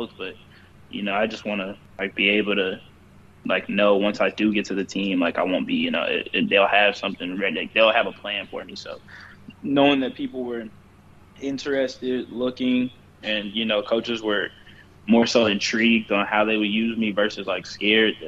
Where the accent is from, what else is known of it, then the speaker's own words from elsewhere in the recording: Charlotte, North Carolina, United States; when I was growing up in Charlotte as a kid